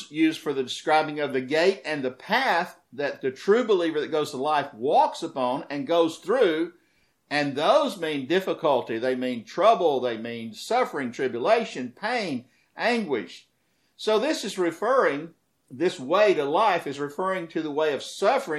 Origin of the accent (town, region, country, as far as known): United States; also born or lived in the South (Bible Belt)